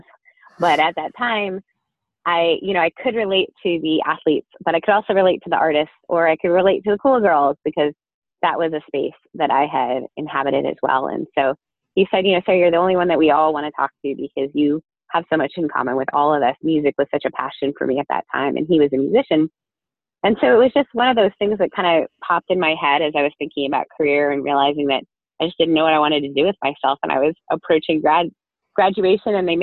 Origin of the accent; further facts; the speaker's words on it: northern Ontario, Canada; also born or lived in Newfoundland; we moved to northern Ontario, about an hour and a half north of Toronto. And I grew up there in a very small town